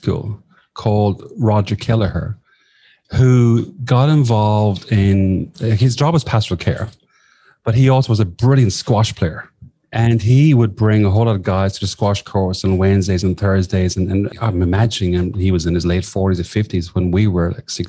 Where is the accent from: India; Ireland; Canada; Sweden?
Ireland; southwest of Ireland; moved away as an adult; also born or lived in Sligo, Ireland / London, United Kingdom; now in Australia; I grew up in the southwest of Ireland